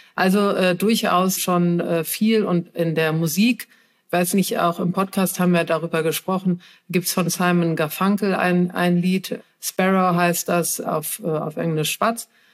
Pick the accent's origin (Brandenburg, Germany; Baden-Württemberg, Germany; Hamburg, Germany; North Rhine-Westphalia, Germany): North Rhine-Westphalia, Germany; Cologne; moved away; also born or lived in Berlin; Ich komme ja aus Köln, ich lebe auch wieder in Köln